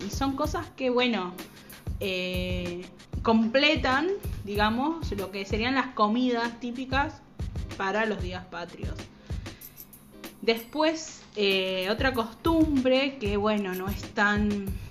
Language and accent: Spanish; Argentina; los que somos argentinos